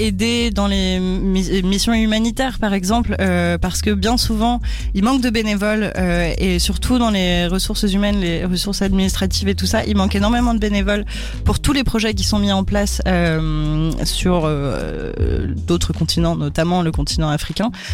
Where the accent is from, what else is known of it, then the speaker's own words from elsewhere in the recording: France; je suis française